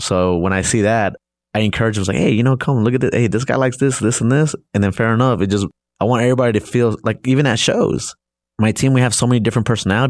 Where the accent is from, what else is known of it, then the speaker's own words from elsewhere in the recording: Los Angeles, California, United States; So, you know, growing up, I grew up in a rough neighborhood